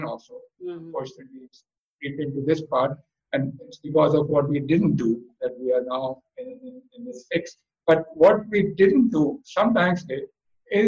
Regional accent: Pakistan; I belong to Pakistan

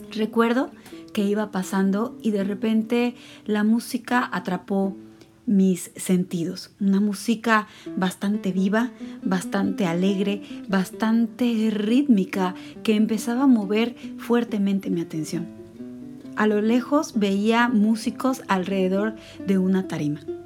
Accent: Veracruz, Mexico; el lugar en el cual nací, en Veracruz

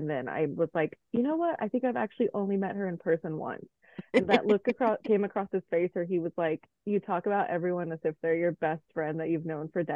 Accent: Mexico; moved away; also born or lived in Nashville / Miami / Washington, D.C. / Colombia; I was born in Mexico, and then I came over to the States

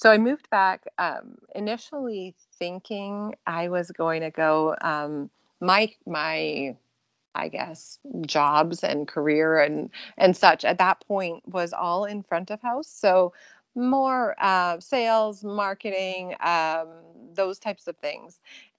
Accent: British Columbia, Canada; now in California, United States; I'm born and raised in British Columbia, Canada. And so I grew up actually on a little tiny island in northern British Columbia, really entirely off the grid.

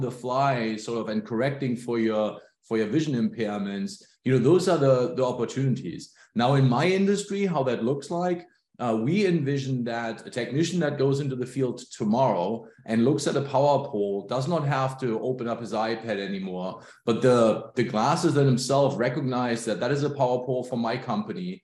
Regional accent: Germany; moved away as an adult; now in Pacific Northwest, United States; I grew up in Germany, emigrated to the US about 20 plus years ago

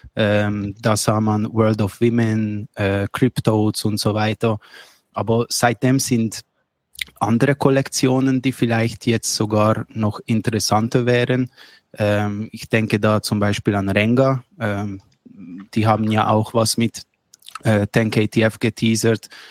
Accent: Switzerland; ich komme aus der Schweiz

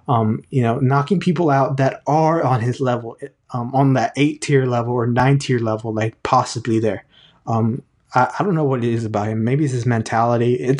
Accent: Houston, Texas, United States; I'm Houston

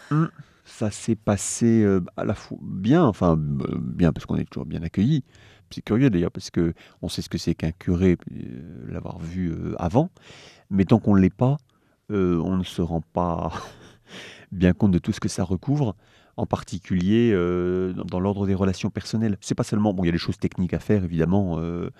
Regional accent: Le Mans, Pays de la Loire, France; also born or lived in Paris; j'ai grandi en Sarthe quand même, pour l'essentiel

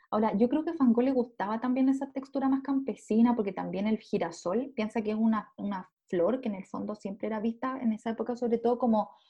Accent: Chile; Soy chilena.

